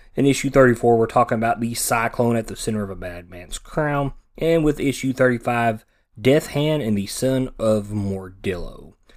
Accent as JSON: {"language": "English", "country": "United States", "said": "I am from the United States. I do not live over in the U K"}